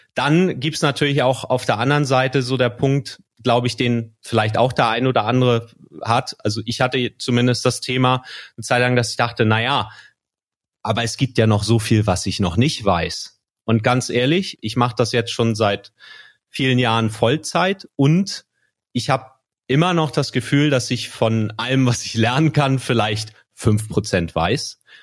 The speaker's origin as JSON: {"language": "German", "region": "Schleswig-Holstein", "country": "Germany", "tie": "born or raised there", "said": "ich bin in Schleswig-Holstein gro groß geworden"}